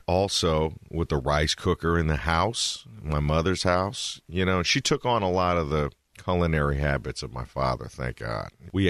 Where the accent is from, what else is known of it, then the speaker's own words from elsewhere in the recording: Berkeley, California, United States; also born or lived in Tokyo, Japan / Salt Lake City, Utah; We lived there till about I was six or seven. And then we moved to Berkeley in the 80s. That's where I've been ever since. We still live there now.